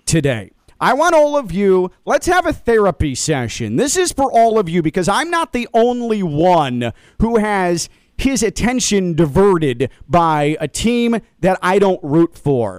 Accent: Chicago, Illinois, United States; I grew up in Chicago, in suburban Chicago

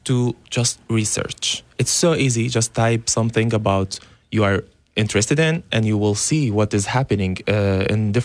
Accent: Syria; English is a second language; moved away as an adult; I am from Syria. I grew up there

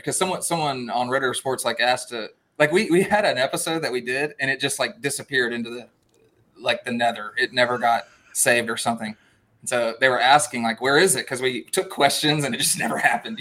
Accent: Southeast Texas, United States; moved away; also born or lived in Lubbock, Texas; I'm from Southeast Texas. I'm so Cajun

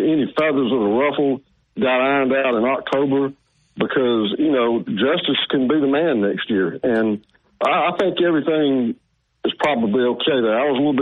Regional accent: Opelika, Alabama, United States; I grew up in Lynette and still live in Lynette, which is only about 25 miles away

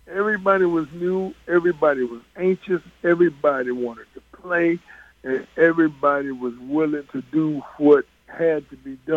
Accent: New York, United States; I knew of Nate when he was in high school because we're both from the New York

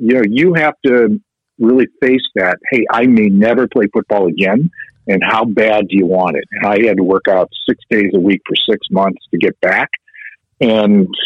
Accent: Chicago, Illinois, United States; I'm from Chicago

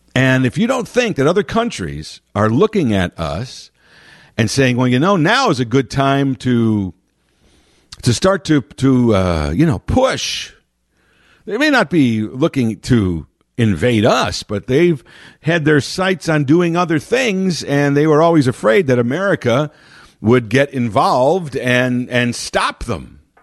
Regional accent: United States; it was very surreal to be in England as an American on Fourth of July

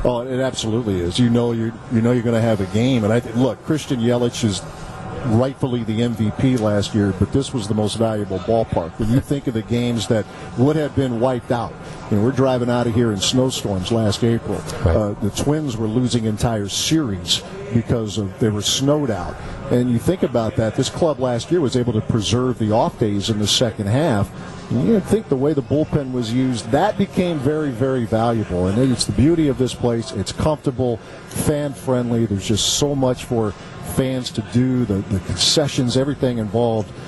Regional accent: Ohio, United States; moved away; I grew up in Ohio

